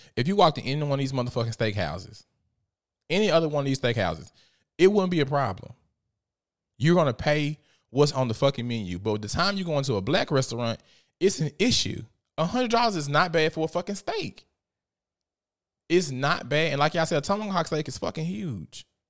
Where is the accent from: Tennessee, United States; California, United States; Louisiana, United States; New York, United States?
Tennessee, United States; Memphis; I am from South Memphis, Tennessee